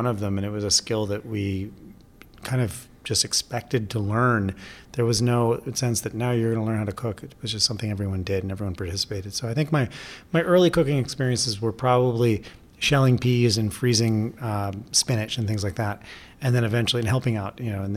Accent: Vermont, United States; now in New York, United States; I grew up in Vermont

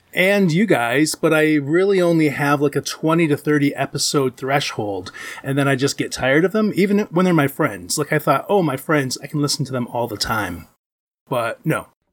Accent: Ypsilanti, Michigan, United States; I'm in Ypsilanti, Michigan

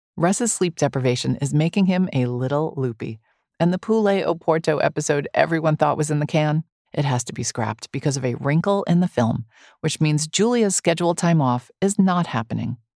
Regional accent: New York City, New York, United States; born in New York City, which Judith was, and me too

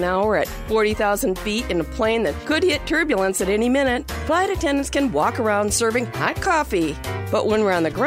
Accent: Wisconsin, United States; When I was growing up in Wisconsin

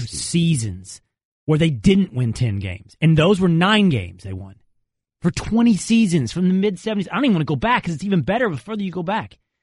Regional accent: Texas, United States; I'm from Texas

